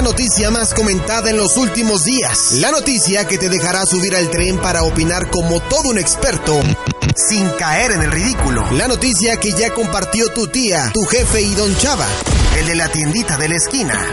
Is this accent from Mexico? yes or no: yes; Mexico; lo mucho que amamos a nuestro país, lo, lo, bueno que somos como mexicanos